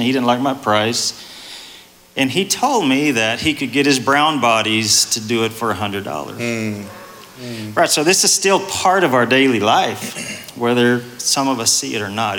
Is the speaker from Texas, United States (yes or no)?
yes; East Texas, United States; I'm more of an East Texas country boy